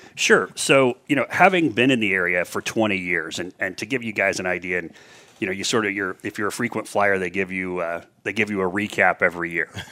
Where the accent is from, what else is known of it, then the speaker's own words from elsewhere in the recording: Indianapolis, Indiana, United States; also born or lived in Danville, Indiana; I grew up west side of Indianapolis, one of four kids